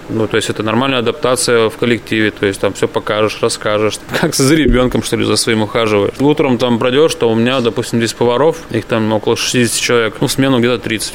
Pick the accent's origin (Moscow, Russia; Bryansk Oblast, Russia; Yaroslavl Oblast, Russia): Yaroslavl Oblast, Russia; Kuznechikha; Родился я под Ярославлем. Я деревенский житель, до сих пор там и живу. Деревня Кузнечиха